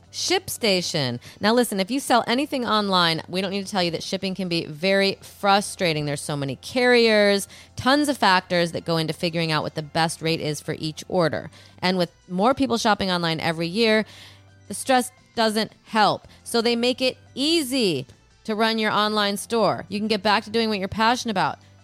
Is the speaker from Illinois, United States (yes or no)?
yes; Illinois, United States; now in Los Angeles, United States; I'm from Illinois